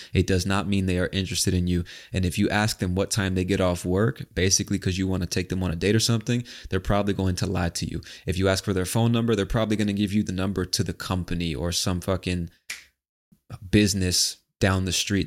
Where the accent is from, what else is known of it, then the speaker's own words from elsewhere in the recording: United States; moved away; I, as an American overseas